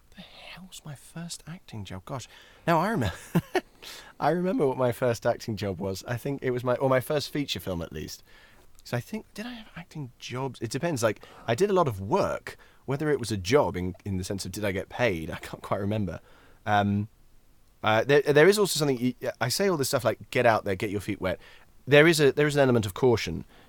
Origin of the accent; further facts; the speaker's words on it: Scotland, United Kingdom; accent: Scottish; as a Scotsman